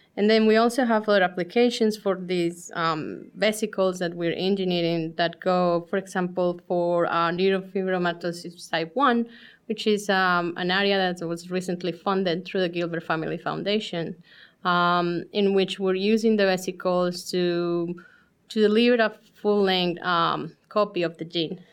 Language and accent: English; Colombia; moved away as an adult; now in Columbus, United States; we're originally from Colombia